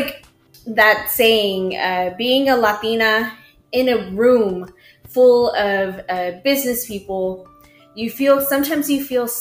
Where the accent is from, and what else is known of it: Mission, Texas, United States; born or raised there